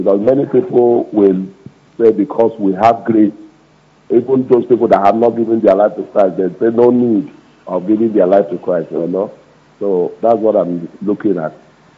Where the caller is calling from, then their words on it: Lagos, Nigeria; I'm calling from Lagos.